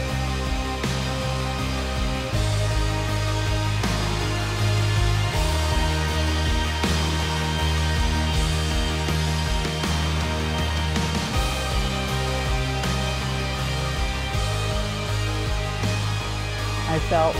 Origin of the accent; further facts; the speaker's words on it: Salem, Oregon, United States; now in Corvallis, United States; I was born in Salem, Oregon, and I'm currently living in Corvallis, Oregon right now